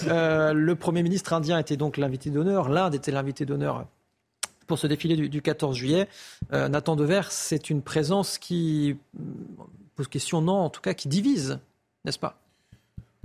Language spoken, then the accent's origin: French; France; On est français